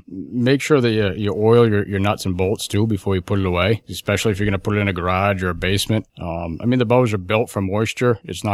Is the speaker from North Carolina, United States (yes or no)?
no; Concord, New Hampshire, United States; I am originally from Concord, New Hampshire.